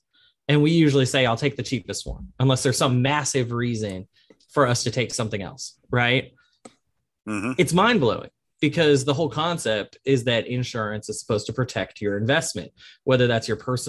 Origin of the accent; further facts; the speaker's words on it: New Orleans, Louisiana, United States; I'm from New Orleans. We don't really have a lot of baseball, and New Orleans typically hates people from Atlanta